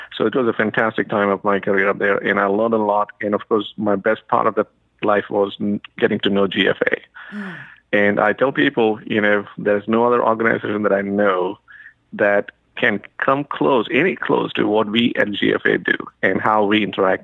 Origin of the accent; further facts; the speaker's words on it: India; moved away as an adult; now in United States; I'm from India originally, so I got to the U.S.